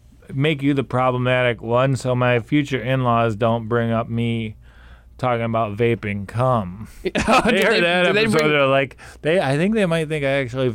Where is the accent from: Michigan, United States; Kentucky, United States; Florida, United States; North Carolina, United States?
Michigan, United States; And so, like, for example, I'm from Michigan